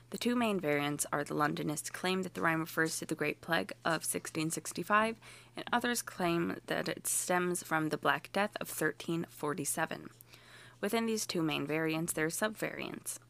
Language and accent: English; United States; I am too American